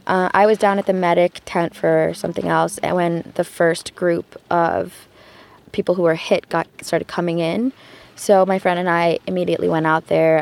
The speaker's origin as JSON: {"language": "English", "town": "Detroit", "region": "Michigan", "country": "United States", "said": "I'm from Detroit, Michigan."}